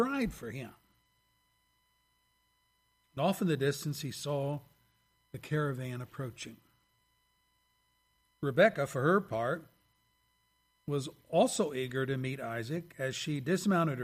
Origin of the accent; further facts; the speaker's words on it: Pennsylvania, United States; now in Lapeer, United States; my home state and home city of Pennsylvania